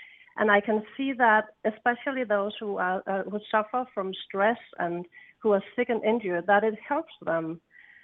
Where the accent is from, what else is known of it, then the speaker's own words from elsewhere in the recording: Denmark; I come from Denmark, and I come from an island, a green island